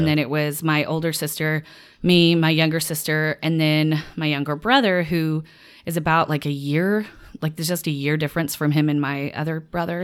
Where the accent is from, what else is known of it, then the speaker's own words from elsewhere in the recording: Little Rock, Arkansas, United States; moved away as an adult; also born or lived in Louisiana; I'm from Arkansas originally, Little Rock, Arkansas.